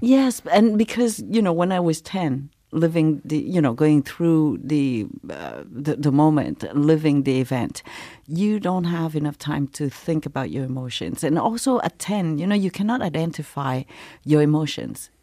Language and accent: English; Montreal, Quebec, Canada; English is a second language; also born or lived in Saigon, Vietnam / refugee camp, Malaysia; I'm from Montreal